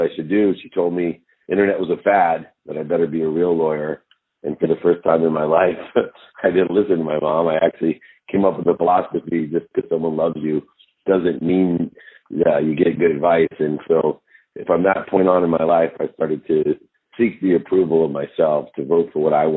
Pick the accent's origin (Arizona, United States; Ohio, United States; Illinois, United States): Ohio, United States; Akron; I grew up born in Akron, Ohio